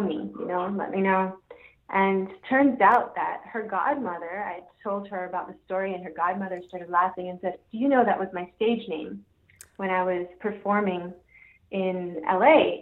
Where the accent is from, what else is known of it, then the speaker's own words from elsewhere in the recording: Jamaica; now in Ocala, United States; I'm originally from Jamaica, and somehow ended up here in the forest